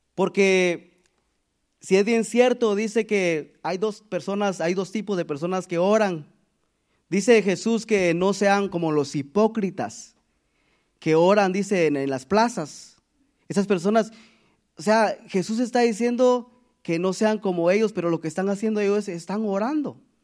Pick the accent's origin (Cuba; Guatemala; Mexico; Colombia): Guatemala; moved away; de donde yo, de donde nosotros venimos de Guatemala